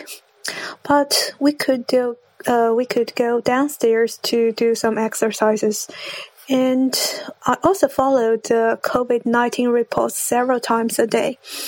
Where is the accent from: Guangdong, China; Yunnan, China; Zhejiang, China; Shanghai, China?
Zhejiang, China; English is a second language; I'm from Zhejiang, China.